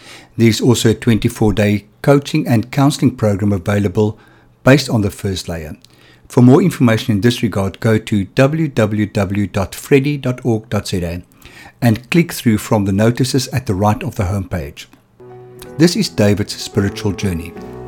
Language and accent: English; Johannesburg, Gauteng, South Africa; moved away as an adult; now in Cape Town, South Africa; grew up in Johannesburg